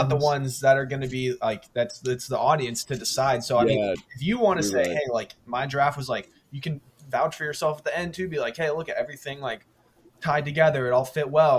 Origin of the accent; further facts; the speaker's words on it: United States; as an American